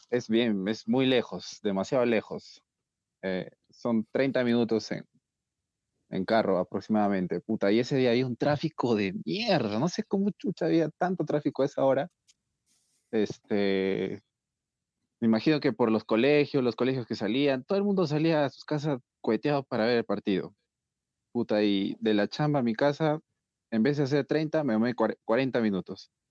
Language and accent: Spanish; Peru; y si no somos peruanos, puta, y si no sufrimos, no somos peruanos, mejor dicho, ¿no?